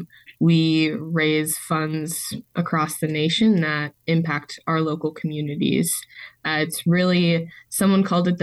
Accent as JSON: {"language": "English", "country": "United States", "moved": "yes", "said": "I am from the Twin Cities area. So I graduated from the University of Minnesota."}